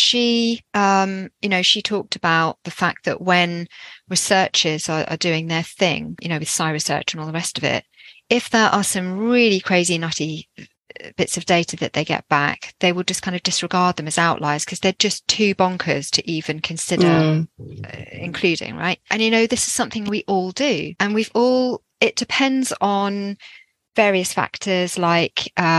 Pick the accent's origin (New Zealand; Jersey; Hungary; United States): Jersey; And I'm actually from Jersey, which you probably can't tell from my accent.